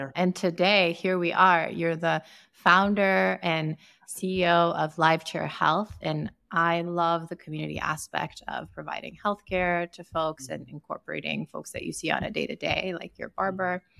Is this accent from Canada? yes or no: no; Sierra Leone; I grew up in Sierra Leone in West Africa